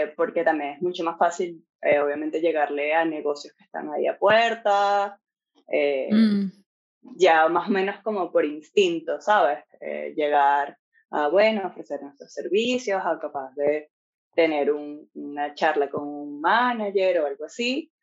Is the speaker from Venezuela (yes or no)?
yes; Venezuela; moved away as an adult; now in Ireland; los dos somos de Venezuela